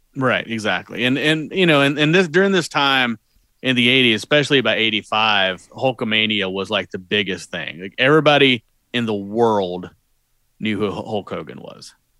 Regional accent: Southeast, United States; I'm from the Southeast.

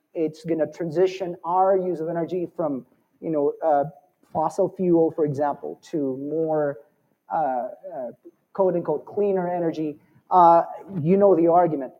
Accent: Arizona, United States; now in Denver, United States; I'm from Arizona

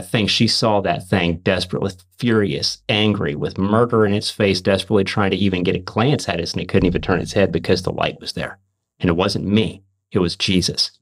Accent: Missouri, United States; I'm from Missouri

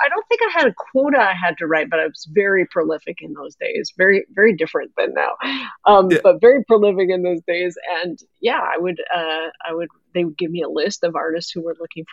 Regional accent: Canada; I am a Canadian, grew up, I'm talking to you from just outside of Vancouver, Canada.

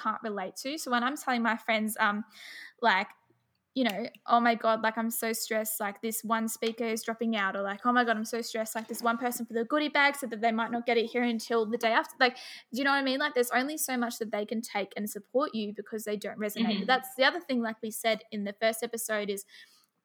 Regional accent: hometown near Melbourne, Victoria, Australia; born or raised there

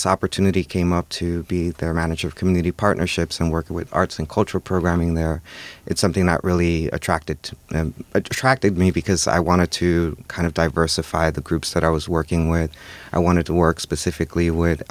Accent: New York City, New York, United States; I grew up in New York City.

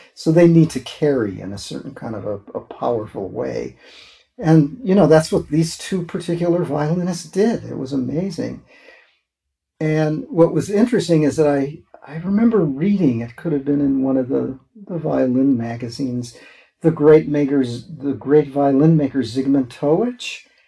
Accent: Wisconsin, United States; moved away; I was from Wisconsin

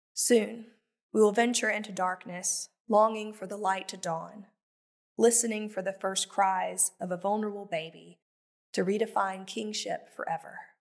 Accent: the Bible Belt, United States; I was raised in the Bible Belt

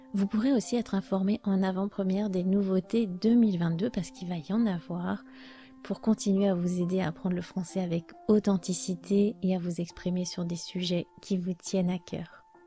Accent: France; je suis française

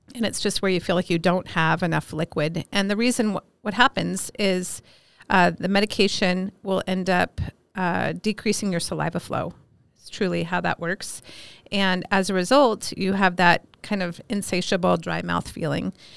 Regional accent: Alameda, California, United States; moved away as an adult; also born or lived in Minneapolis, Minnesota; now in Miles City, United States; I grew up in Alameda, California

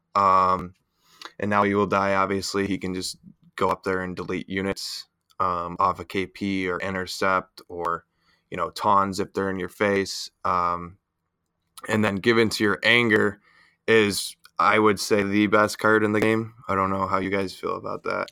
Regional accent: Buffalo, New York, United States; I'm from Buffalo, so, you know, we're, we're used to our drinking out there

